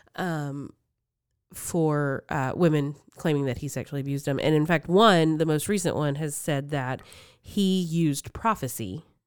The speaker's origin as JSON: {"language": "English", "region": "Texas", "country": "United States", "tie": "born or raised there", "also_born_or_lived": "Mississippi", "moved": "yes", "said": "I've been back in Texas for almost 20"}